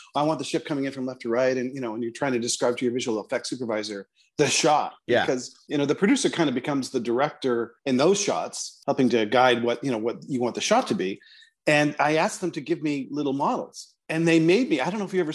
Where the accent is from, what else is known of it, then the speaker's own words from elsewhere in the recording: Toronto, Ontario, Canada; moved away; I'm from Toronto